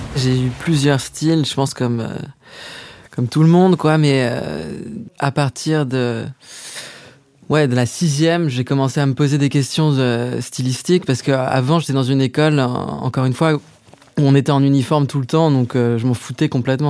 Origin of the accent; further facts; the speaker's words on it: Paris, Île-de-France, France; géographiquement, j'ai grandi à Paris, euh, dans le 7e arrondissement